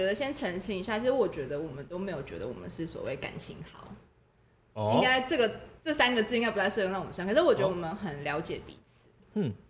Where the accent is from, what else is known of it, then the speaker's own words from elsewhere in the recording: Tainan, Taiwan; 像我台南人偏甜